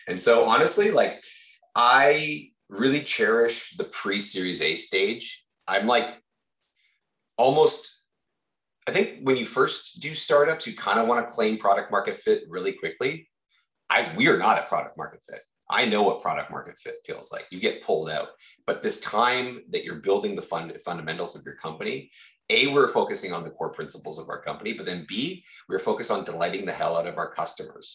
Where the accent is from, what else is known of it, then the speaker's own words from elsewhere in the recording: Victoria, British Columbia, Canada; I've born and raised in Victoria